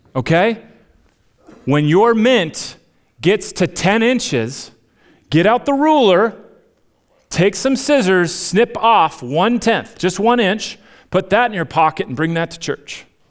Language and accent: English; Minnesota, United States; moved away; I'm, I'm Minnesotan at heart